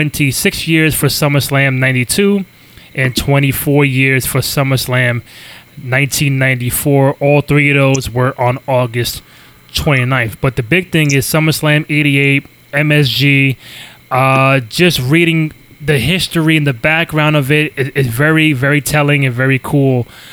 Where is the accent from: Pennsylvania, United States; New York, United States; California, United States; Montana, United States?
New York, United States; these major pay-per-views were in my hometown